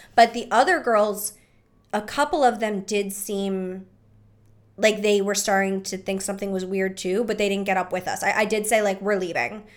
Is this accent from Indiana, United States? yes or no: no; Philadelphia, Pennsylvania, United States; we're from Philly.